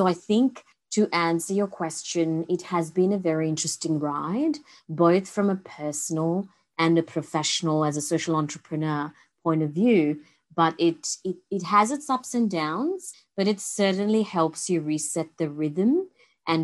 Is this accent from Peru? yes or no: no; India; moved away as an adult; now in Sydney, Australia; my growing up in India